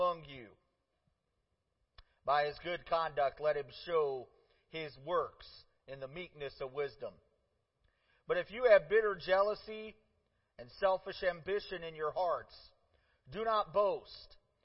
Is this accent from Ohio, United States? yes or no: yes; Parma, Ohio, United States; also born or lived in Cleveland, Ohio; We moved to the biggest suburb in town, just outside of town, Parma, and I lived there, grew up there